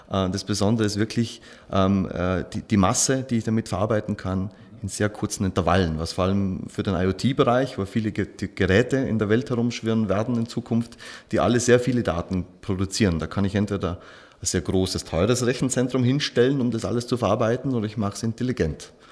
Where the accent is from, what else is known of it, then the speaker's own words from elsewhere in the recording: Schnepfau, Vorarlberg, Austria; born there; now in Dornbirn, Austria; bin gebürtig aus Schnepfer, wohne in Dornbirn, verheiratet, zwei Kinder